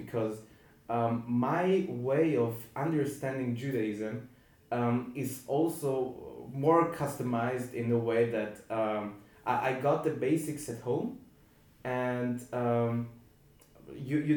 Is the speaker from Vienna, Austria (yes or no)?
yes; Vienna, Austria; I grew up in Vienna.